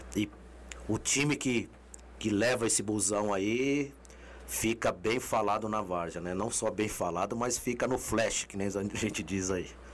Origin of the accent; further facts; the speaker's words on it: Brazil; todo brasileiro, eu tenho fé